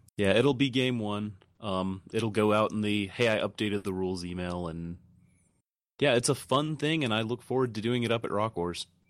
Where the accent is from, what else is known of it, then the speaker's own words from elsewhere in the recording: Texas, United States; being a Texan